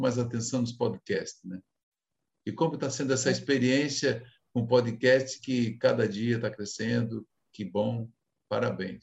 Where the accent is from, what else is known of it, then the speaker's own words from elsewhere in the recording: Brazil; eu digo nós enquanto brasileiros